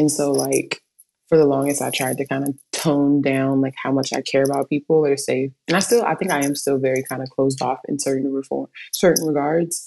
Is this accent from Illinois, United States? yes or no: no; Inglewood, California, United States; moved away as an adult; now in Austin, United States; I'm born and raised in Inglewood, California